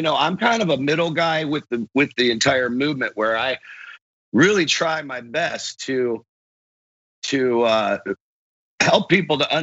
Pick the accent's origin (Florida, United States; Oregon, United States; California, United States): Florida, United States; Largo; I grew up in Largo, Clearwater area, Florida.